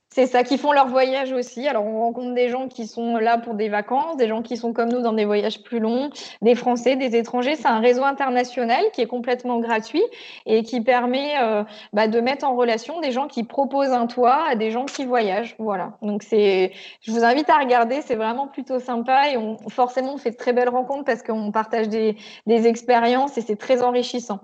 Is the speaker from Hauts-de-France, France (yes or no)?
yes; Picardy, Hauts-de-France, France; now in Auvergne, France; je suis née en Picardie